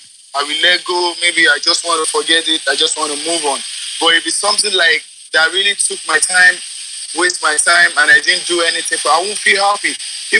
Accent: Nigeria; I'm from Nigeria.

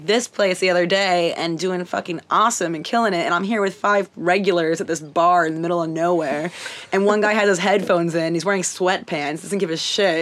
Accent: Orange County, California, United States; I was born in Orange County.

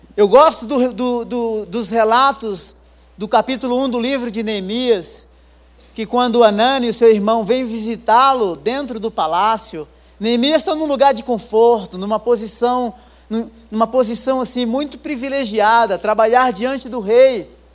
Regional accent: Rio Grande do Norte, Brazil; also born or lived in interior of São Paulo / England; now in São Paulo, Brazil; Eu não sou daqui, eu sou lá do Rio Grande do Norte, lá das cabeceiras, né? Morei 10 anos no interior de São Paulo, depois morei 10 anos na Europa.

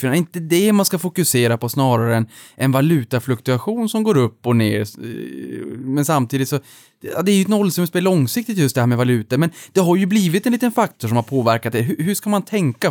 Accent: Norrland, Sweden; som norrlänning

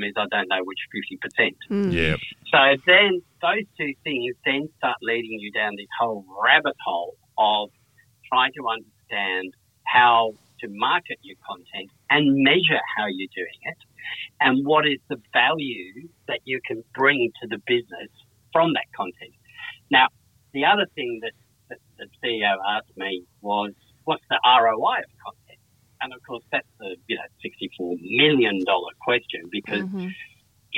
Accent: Perth, Western Australia, Australia; moved away as an adult; now in Sydney, Australia; I've been in Sydney 26 years now, but I grew up in Perth.

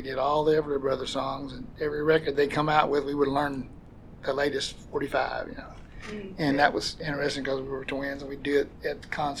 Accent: Sonora, Arkansas, United States; we grew up on a farm in Sonora, east of Springdale.

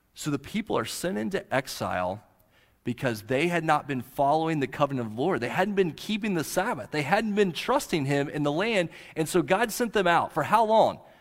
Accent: Central High, near Marlow and Duncan, Southwest Oklahoma, United States; also born or lived in Okeene, Oklahoma; Central High is down around Marlow and Duncan in Southwest Oklahoma, and that's where I grew up.

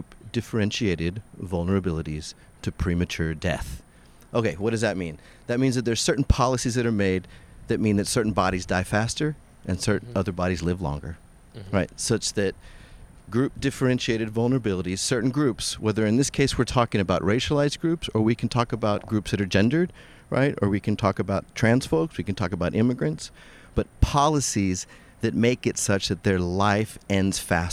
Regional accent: South Texas, United States; I grew up in South Texas as a Mexican skater

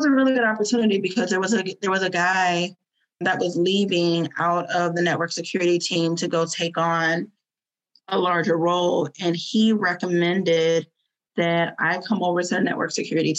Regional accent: Fort Lauderdale, Florida, United States; moved away as an adult; also born or lived in Northern Virginia; we're from Florida. My family's from Fort Lauderdale

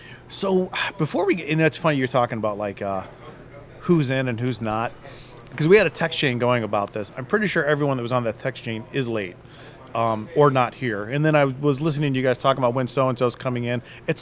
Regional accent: Akron, Ohio, United States; I'm from Akron

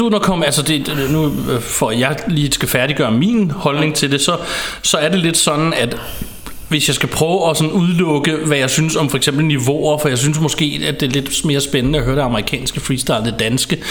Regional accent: Ballerup, Capital Region of Denmark, Denmark; jeg er vokset op i Ballerup

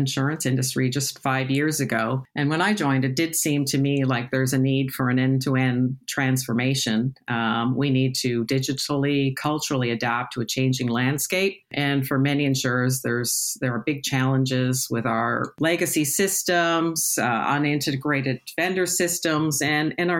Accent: Toronto, Ontario, Canada; moved away as an adult; also born or lived in United Kingdom; now in London, United Kingdom; As you may tell from my accent, I'm originally from Toronto, Canada

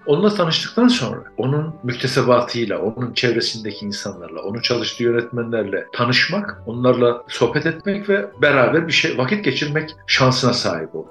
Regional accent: Avanos, Nevşehir, Turkey; moved away as an adult; also born or lived in Ankara / Urla; now in Istanbul, Turkey; Efendim ben Avanosluyum. Avanos Kapadokya'da bir küçük kasaba. 59 doğumluyum.

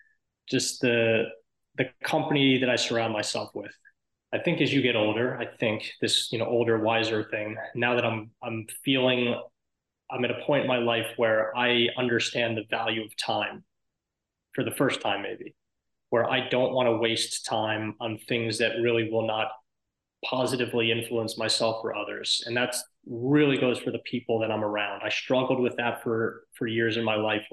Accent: outside of New York, United States; I grew up outside of New York.

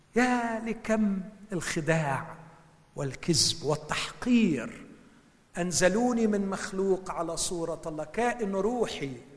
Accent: Egypt; moved away; عندنا في مصر

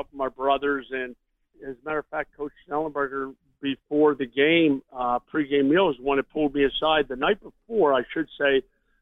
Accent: Pittsburgh, Pennsylvania, United States; moved away as an adult; growing up in Pittsburgh, I was a big Terry Bradshaw fan

